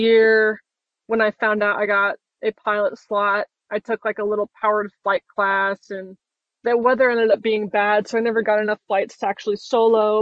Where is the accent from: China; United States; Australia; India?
United States; Utah; moved away as an adult; I grew up in Utah as well